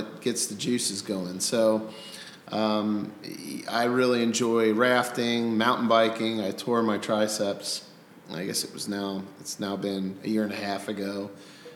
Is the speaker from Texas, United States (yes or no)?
no; Cincinnati, Ohio, United States; I grew up in Coleraine Township. I lived there until I graduated high school.